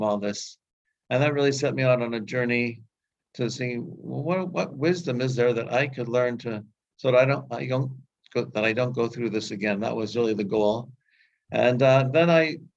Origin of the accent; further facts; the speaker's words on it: Canada; I grew up in Canada